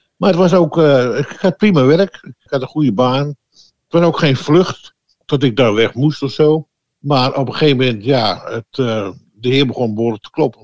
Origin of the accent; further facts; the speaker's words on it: Amsterdam, North Holland, Netherlands; also born or lived in Oostzaan; now in Heerde, Netherlands; Ik ben geboren 73 eh, jaar geleden in Ozaan, dat is eh, ja, aan de rand van Amsterdam